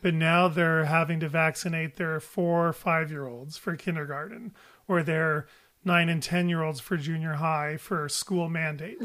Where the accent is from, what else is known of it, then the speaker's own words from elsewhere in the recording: United States; my life and my views are as an American pediatrician